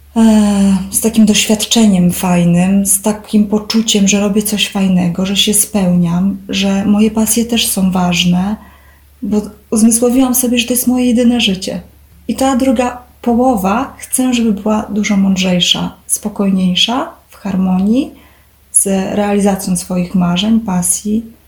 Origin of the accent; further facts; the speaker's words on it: Poland; born or raised there